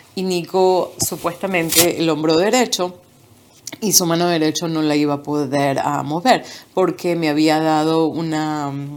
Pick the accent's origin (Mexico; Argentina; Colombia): Argentina; Buenos Aires; moved away as an adult; now in Florida, United States; Nací en Buenos Aires, Argentina. Nací en un pequeño pueblo y a los dos años y medio ah, nos mudamos a la ciudad de Buenos Aires. Ahí vivimos a los 26 años me mudé aquí a Estados Unidos, Florida